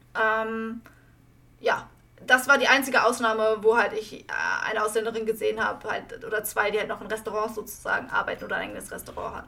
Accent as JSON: {"language": "German", "country": "Germany", "moved": "yes", "said": "ich als Deutsche"}